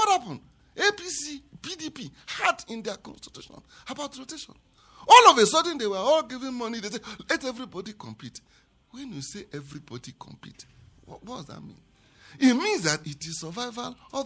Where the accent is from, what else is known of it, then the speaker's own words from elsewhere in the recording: Southeast Nigeria, Nigeria; I am from the Southeast